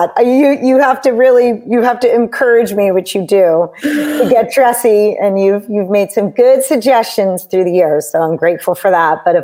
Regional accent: Southern New Hampshire, United States; moved away as an adult; also born or lived in Boston; now in California, United States; I grew up in Southern New Hampshire

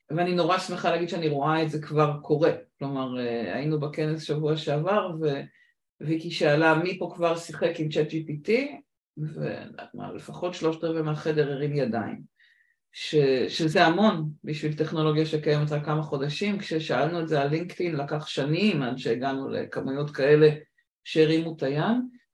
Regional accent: Israel; also born or lived in United States; ט' הייתי בארצות הברית, חזרתי לארץ בי'

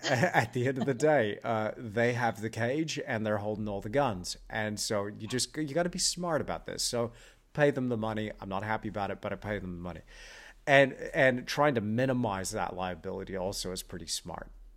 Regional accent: Perth, Western Australia, Australia; also born or lived in Austin, Texas / New Zealand; we moved to New Zealand when I was six years old. And then from there, when I was ten, we moved to Australia. And I grew up in Australia, lived there for twenty-two years. I was in Perth.

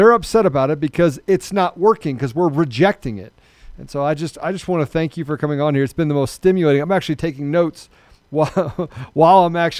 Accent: Washington, District of Columbia, United States; moved away; I'm one of eight, and I grew up on the East Coast. I grew up in the Washington D.C. area

